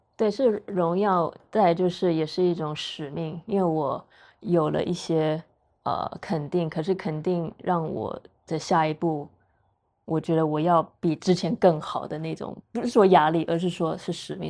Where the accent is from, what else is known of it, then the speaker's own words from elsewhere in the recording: Taiwan; moved away; also born or lived in United States; 我是台湾人